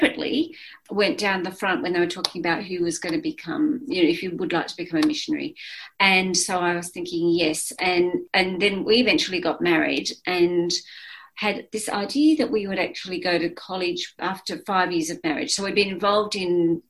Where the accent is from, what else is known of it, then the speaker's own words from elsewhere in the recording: Blue Mountains, New South Wales, Australia; we moved to the city from the Blue Mountains